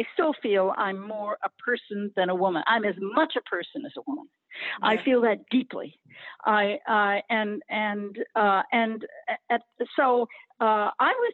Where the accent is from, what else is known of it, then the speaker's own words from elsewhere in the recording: Cambridge, Massachusetts, United States; moved away as an adult; also born or lived in Berkeley, California; now in New York, United States; So I grew up in Cambridge, Massachusetts, and I spent my first 25